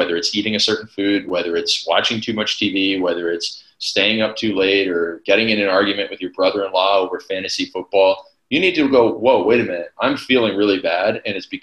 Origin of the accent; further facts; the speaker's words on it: Canada; I'm from Canada